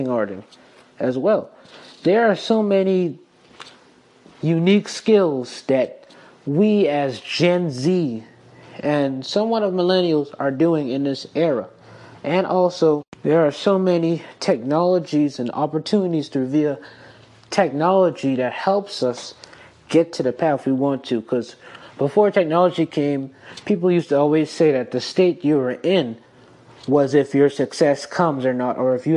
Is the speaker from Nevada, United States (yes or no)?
no; South Carolina, United States; I am born and raised in South Carolina